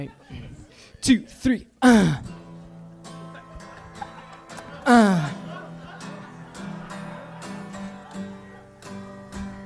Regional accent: Sonoma County, Northern California, United States; I'm from Northern California.

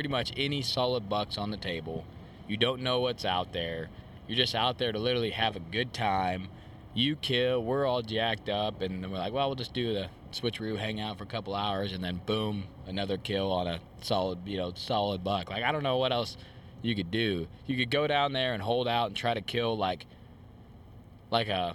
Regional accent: Illinois, United States; we're from Illinois

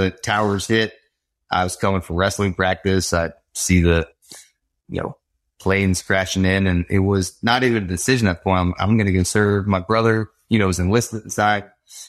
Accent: Connecticut, United States; also born or lived in Florida / Pennsylvania; now in Georgia, United States; Born and raised in Connecticut, moved to Florida.

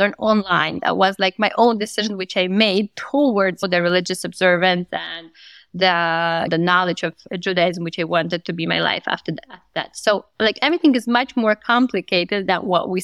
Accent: Moscow, Russia; I grew up in Moscow.

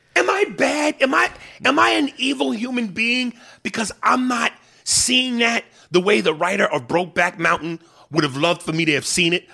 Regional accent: New York, United States; accent: New York

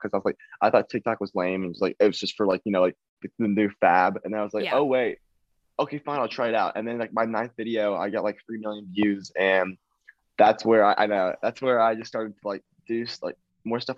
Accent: Nashville, Tennessee, United States; I am from Nashville, Tennessee. I am 18 years old

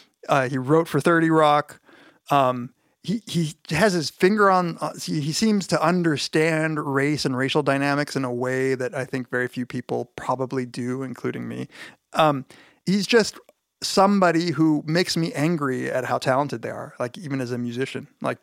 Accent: Riverside, California, United States; He's actually from where I'm from the Riverside area in Southern California.

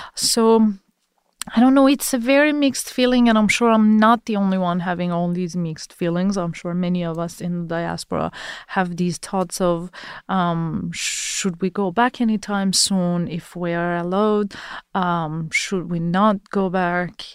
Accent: Iran; moved away

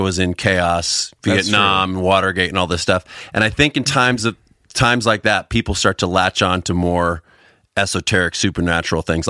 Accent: Northern California, United States; I grew up in Northern California

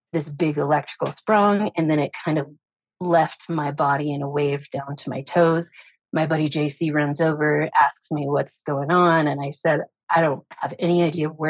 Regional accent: Farmington, New Mexico, United States; also born or lived in Las Vegas, Nevada; I'm from Northern Mexico, which is about 40 minutes from Durango, Colorado

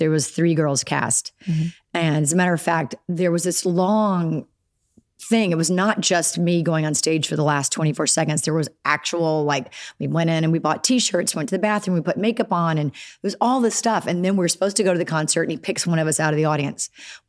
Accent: Alabama, United States; accent: Southern; And being from Alabama, it's not something that you think that's a possibility because you just... there's no opportunities down there, really.

